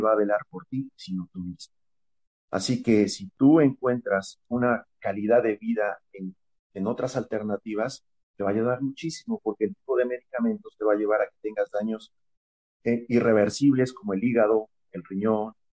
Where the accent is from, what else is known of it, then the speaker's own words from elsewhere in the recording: State of Mexico, Mexico; soy de la, del Estado de México